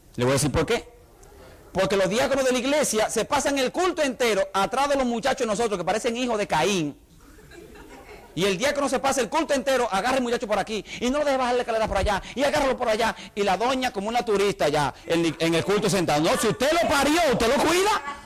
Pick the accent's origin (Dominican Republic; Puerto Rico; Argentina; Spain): Dominican Republic; Santiago de los Caballeros, Santiago; moved away; La iglesia donde yo me crié en República Dominicana, la iglesia de Betel en la ciudad de Santiago